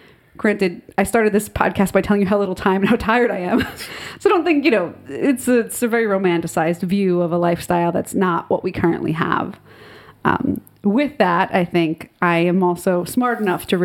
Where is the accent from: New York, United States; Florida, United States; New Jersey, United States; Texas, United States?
New Jersey, United States; Secaucus; also born or lived in Nutley, New Jersey; growing up in Secaucus